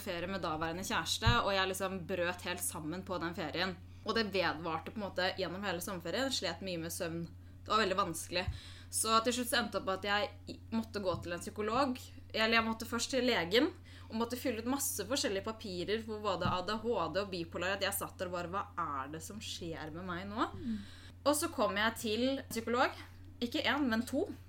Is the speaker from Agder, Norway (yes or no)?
no; Oslo, Norway; Født og oppvokst i Oslo, og bor der også i dag